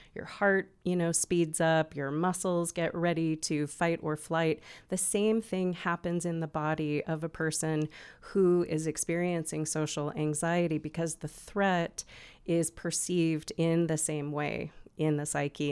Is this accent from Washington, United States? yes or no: yes; Olympia, Washington, United States; moved away as an adult; now in Bend, United States; I'm originally from Olympia, Washington, where I lived and worked for many years